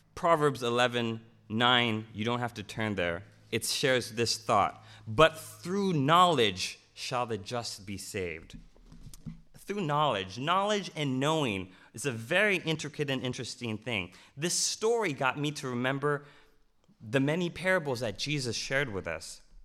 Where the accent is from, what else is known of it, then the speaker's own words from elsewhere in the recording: Loma Linda, California, United States; also born or lived in Glendale; I was born in Glendale, and I grew up in a place called Loma Linda